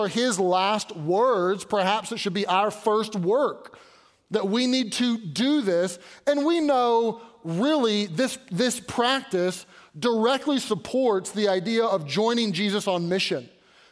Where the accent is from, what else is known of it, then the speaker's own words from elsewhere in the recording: Louisville, Kentucky, United States; now in Pittsburgh, United States; I was born and raised in Louisville